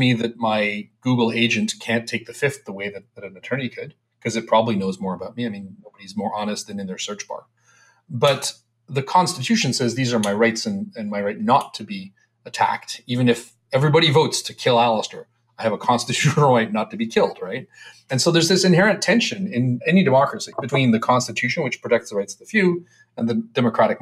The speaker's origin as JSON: {"language": "English", "country": "Canada", "said": "I'm a Canadian"}